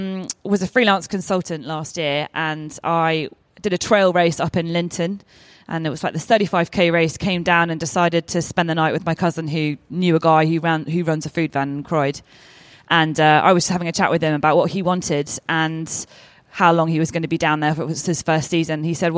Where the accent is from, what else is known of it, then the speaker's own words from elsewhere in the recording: Oman; also born or lived in Bahrain / Kenya; And I was brought up in Oman for 10 years and we were on the beach and in the water the entire time. Less so much in Bahrain, and I lived in Kenya as well.